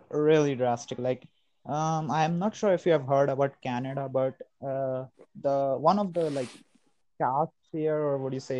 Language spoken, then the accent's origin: English; Ujjain, Madhya Pradesh, India; first language Hindi; English is a second language; I am located in the central part of the India. Like, I'm located in it's called Madhya Pradesh, and I'm located from a city known as Ujjain.